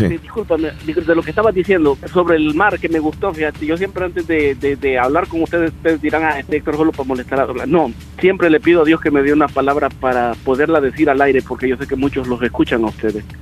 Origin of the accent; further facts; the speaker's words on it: El Salvador; now in Maryland, United States; siendo salvadoreño